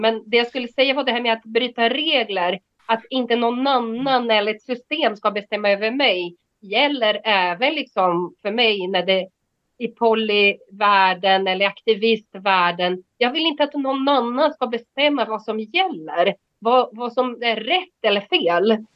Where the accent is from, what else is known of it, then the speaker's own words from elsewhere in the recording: Brazil; moved away as an adult; now in Sweden; jag har bott här i 30 år och jag är 49, så det liksom, eh, ja, jag, jag, jag, skulle inte säga att jag är svensk, men jag är inte heller bras, brasse längre